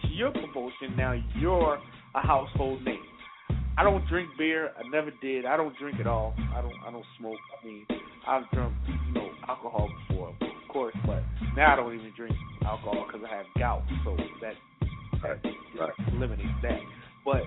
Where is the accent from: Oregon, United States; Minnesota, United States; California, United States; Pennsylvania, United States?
Pennsylvania, United States; Philadelphia; I come from Philly